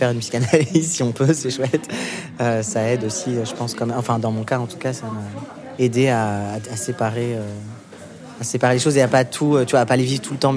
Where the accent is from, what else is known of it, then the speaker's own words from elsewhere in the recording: Normandy, France; ça me rappelle mon enfance en Normandie.